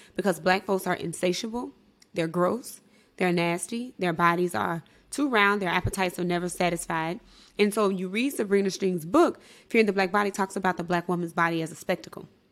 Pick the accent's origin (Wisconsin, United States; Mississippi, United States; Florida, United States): Mississippi, United States; was raised in Mississippi